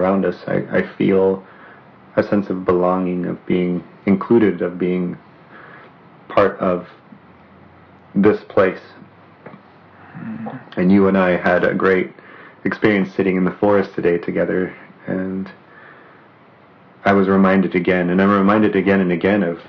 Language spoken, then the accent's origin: English; northwestern Poland, Poland; moved away; also born or lived in Southern California / Snoqualmie Valley; I can say I'm from northwestern Poland originally, or I can say I'm from Southern California because I lived there for a certain number of years.